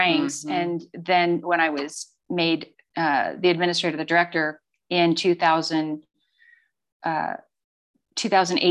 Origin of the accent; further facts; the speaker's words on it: Livingston, Montana, United States; moved away as an adult; I was born in Livingston, Montana, a long time ago. And have three siblings. So my dad owned a glass business